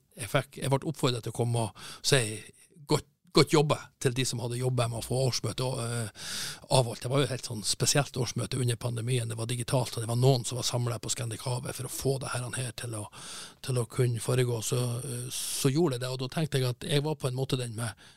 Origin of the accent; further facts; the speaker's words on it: Northern Norway, Norway; jeg er jo fra Nord-Norge